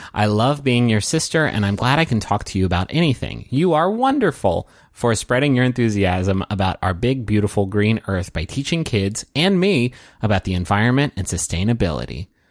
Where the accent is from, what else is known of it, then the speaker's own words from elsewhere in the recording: Chicago, Illinois, United States; I'm from Chicago.